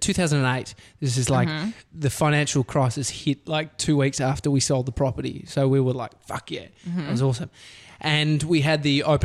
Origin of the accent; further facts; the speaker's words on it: Brighton, Victoria, Australia; I grew up in Brighton.